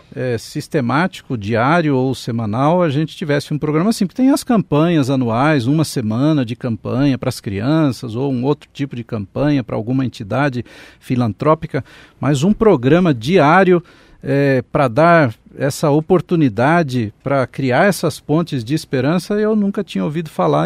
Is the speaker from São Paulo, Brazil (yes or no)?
yes; São Paulo, Brazil; Eu nasci no Capão